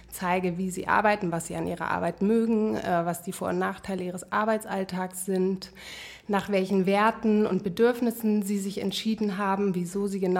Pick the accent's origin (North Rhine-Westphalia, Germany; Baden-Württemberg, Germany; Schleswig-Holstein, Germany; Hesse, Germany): Schleswig-Holstein, Germany; Flensburg; moved away as an adult; also born or lived in United States / Hamburg; now in Berlin, Germany; Ja, also eigentlich komme ich aus Flensburg